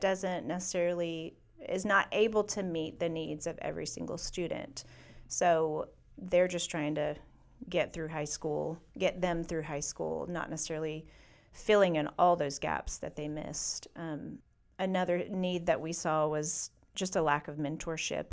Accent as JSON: {"language": "English", "town": "Atlanta", "region": "Georgia", "country": "United States", "tie": "born or raised there", "moved": "yes", "said": "my hometown, really, of Atlanta"}